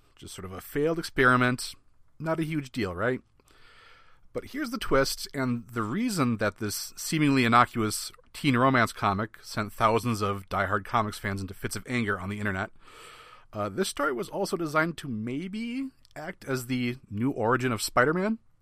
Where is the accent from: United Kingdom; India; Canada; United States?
United States; Midwest; I'm from the Midwest